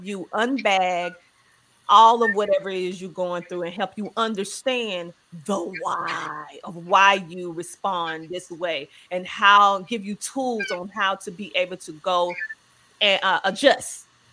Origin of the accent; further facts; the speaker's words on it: the South, United States; growing up in the South, you just going to therapy is not a conversation